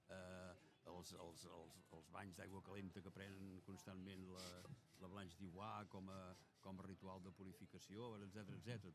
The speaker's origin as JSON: {"language": "Catalan", "town": "Castellar del Vallès", "region": "Catalonia", "country": "Spain", "tie": "born or raised there", "said": "quan jo era petit, al meu poble, Castellà del Vallès"}